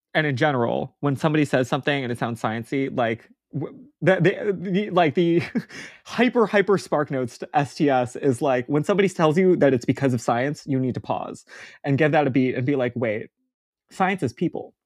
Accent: Hawaii, United States; growing up in Hawaii and not on the continent

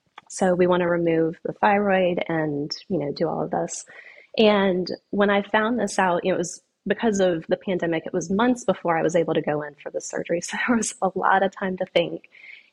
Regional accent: the Carolinas, United States; now in Florida, United States; And I'm from the Carolinas originally, and for whatever reason, I never thought I would live in Florida.

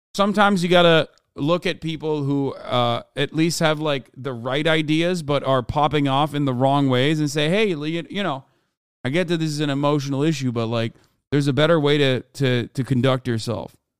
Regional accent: Turkey; moved away as an adult; now in United States; I grew up in Turkey for eighteen years of my life before I came to the United States of America

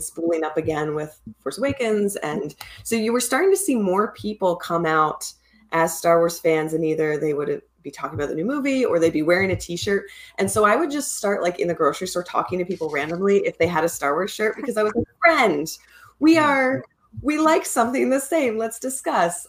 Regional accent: Pennsylvania, United States; moved away; I grew up in Pennsylvania in like a, a pretty small area.

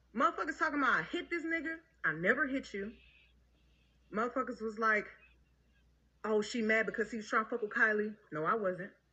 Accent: Houston, Texas, United States; I'm from Houston. I'm from the motherfucking South Side.

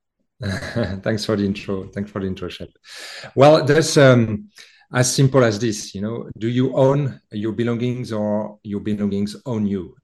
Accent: France; accent: French; As you can hear in my accent, I have a French background

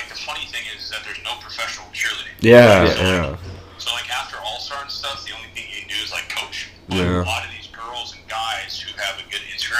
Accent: Chicago, Illinois, United States; So I'm from Chicago. I grew up playing baseball.

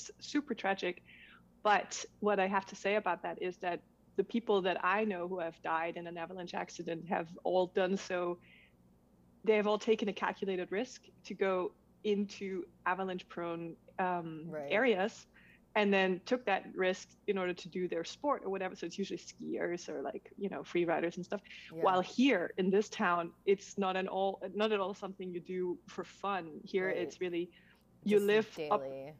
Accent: Denmark; moved away as an adult; also born or lived in Switzerland; I was born in Denmark and then I eventually moved to Switzerland, where I married a Swiss man and moved to a tiny, tiny town where in the mountains

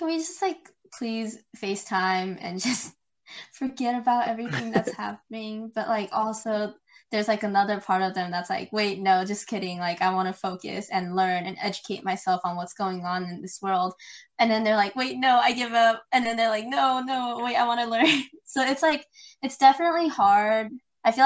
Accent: United States; I'm an Asian American. So, growing up in America

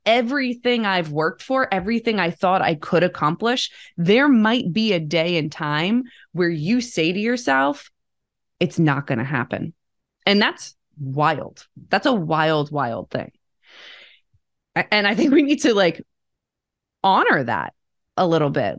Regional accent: Bergen County, New Jersey, United States; I grew up outside of New York City, Bergen County, New Jersey

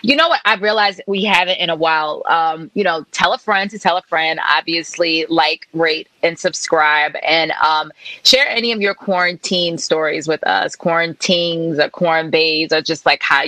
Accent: Baltimore, Maryland, United States; accent: Baltimore; my Baltimore accent

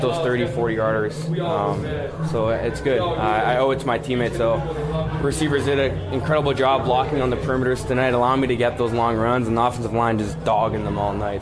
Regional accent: Winnipeg, Manitoba, Canada; my hometown

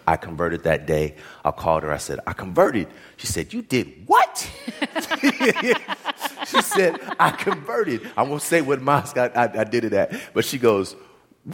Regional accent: the Bay Area, California, United States; moved away as an adult; also born or lived in New York; I'm from the Bay Area

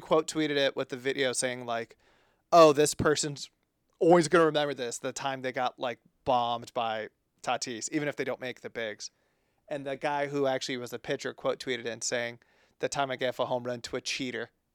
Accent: East Bay, California, United States; our time growing up in the East Bay

